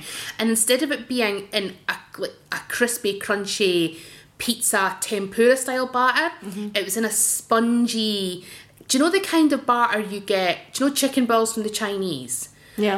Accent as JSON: {"language": "English", "town": "Dundee", "region": "Scotland", "country": "United Kingdom", "tie": "born or raised there", "said": "when I was growing up in Dundee in the 80s"}